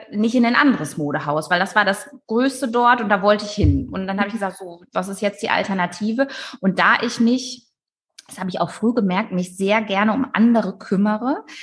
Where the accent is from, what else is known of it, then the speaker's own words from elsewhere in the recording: Northern Germany, Germany; Ich komme ja aus Norddeutschland